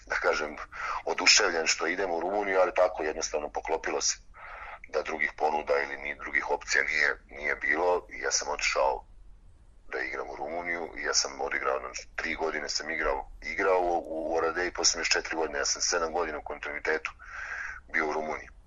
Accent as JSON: {"language": "Croatian", "town": "Bačka Topola", "region": "Vojvodina", "country": "Serbia", "tie": "born or raised there", "also_born_or_lived": "Novi Sad / Belgrade", "moved": "as an adult", "lives_now": "Debrecen, Hungary", "said": "ja sam iz, iz Bačke Topole rodom, kasnije sam se preselio, sa suprugom smo se odselili u Beograd, ali u Novom Sadu sam završio fakultet za sport"}